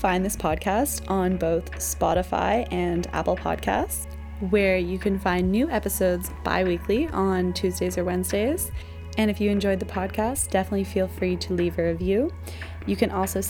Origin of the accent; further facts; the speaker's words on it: Canada; moved away as an adult; now in Germany; my experience having grown up in Canada